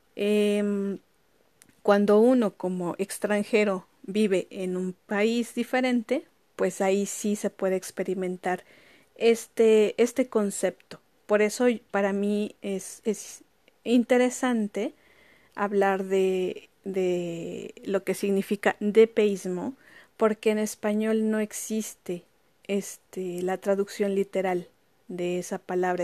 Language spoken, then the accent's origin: Spanish; Mexico; moved away as an adult; now in France; yo como mexicana